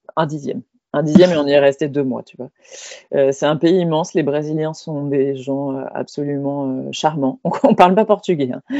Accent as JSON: {"language": "French", "country": "France"}